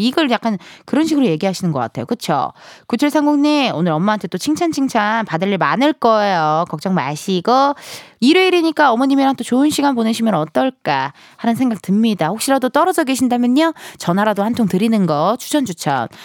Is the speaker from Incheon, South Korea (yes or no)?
yes; Incheon, South Korea; 저도 인천의 엠버서더로서